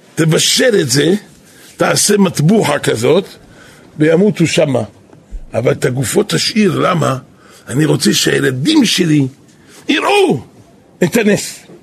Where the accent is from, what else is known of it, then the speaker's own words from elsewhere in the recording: Jerusalem, Jerusalem District, Israel; אנחנו פה גדלנו